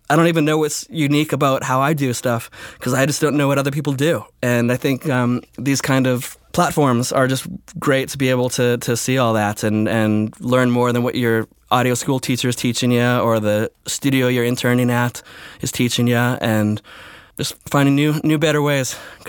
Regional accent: Switzerland; I grew up, my teenage years, I grew up in Switzerland, and it was all French speaking there when I moved there.

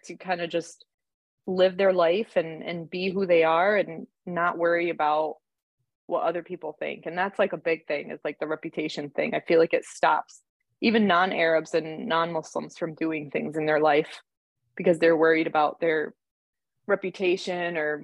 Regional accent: New York, United States; moved away; also born or lived in Austria / Dearborn, Michigan; growing up in New York

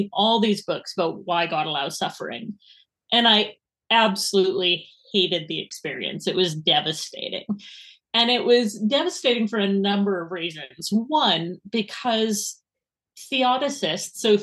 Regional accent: Edmonton, Alberta, Canada; accent: Canadian; moved away as an adult; now in Edinburgh, United Kingdom; my accent is unfortunately not Scottish, wish it was, but it is Canadian. So I'm from Edmonton

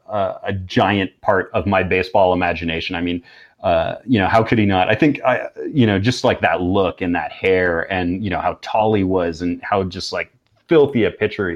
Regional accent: Canada; I'm from Canada

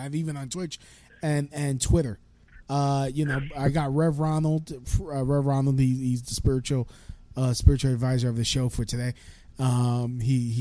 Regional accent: United States; I'm an American

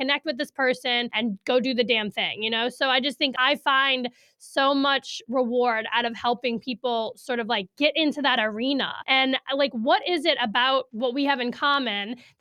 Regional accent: New Orleans, Louisiana, United States; moved away as an adult; also born or lived in Hattiesburg, Mississippi; now in Saratoga Springs, United States; I'm from New Orleans, and up until I guess I was 21

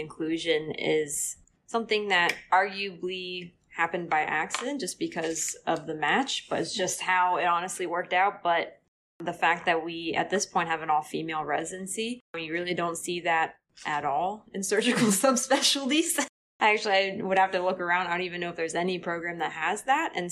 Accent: Hershey, Pennsylvania, United States; now in Danville, United States; I grew up in Hershey

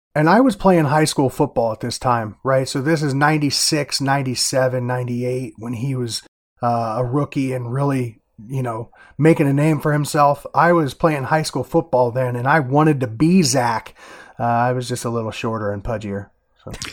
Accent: Iowa, United States; I'm from Iowa

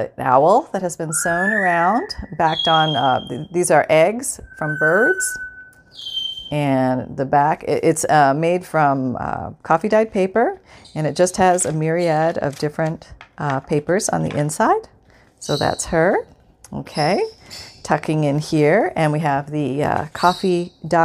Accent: Canada; moved away; I'm from Canada. I grew up in Canada

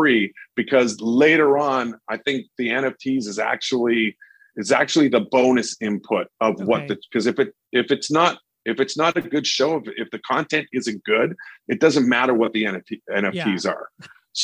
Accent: Winnipeg, Manitoba, Canada; my hometown of Winnipeg

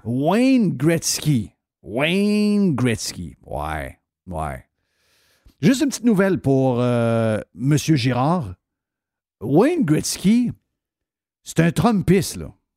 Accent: Saguenay, Quebec, Canada; Je suis de Chicoutimi Nord

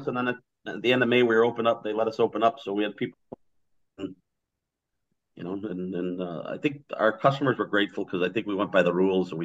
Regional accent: Highwood, Illinois, United States; I grew up born and raised in Highwood

